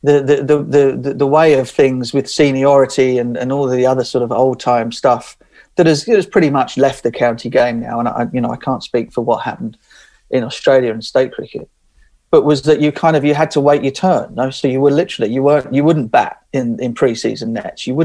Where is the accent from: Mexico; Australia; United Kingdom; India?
United Kingdom; England; being an Englishman